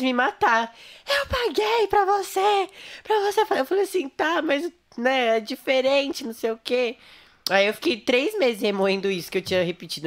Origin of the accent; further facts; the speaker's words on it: Santo André, São Paulo, Brazil; eu nasci né, em Santo André, ABC.